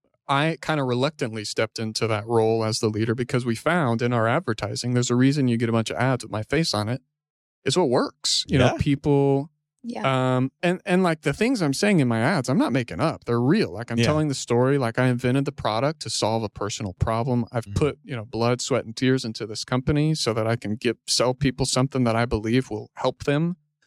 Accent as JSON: {"language": "English", "town": "Houston", "region": "Texas", "country": "United States", "tie": "born or raised there", "also_born_or_lived": "Austin, Texas", "moved": "as an adult", "lives_now": "Fort Worth, United States", "said": "Grew up in Houston."}